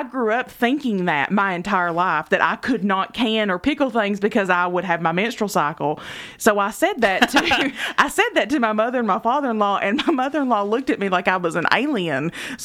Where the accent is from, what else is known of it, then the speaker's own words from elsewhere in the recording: Eastern Kentucky, United States; We're from Eastern Kentucky